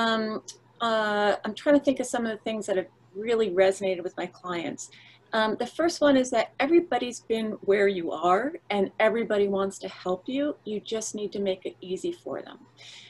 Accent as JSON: {"language": "English", "region": "New Jersey", "country": "United States", "said": "I'm from New Jersey."}